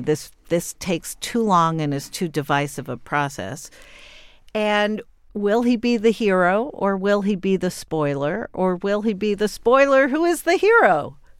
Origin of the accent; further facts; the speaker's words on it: New York, United States; as a New Yorker and as a journalist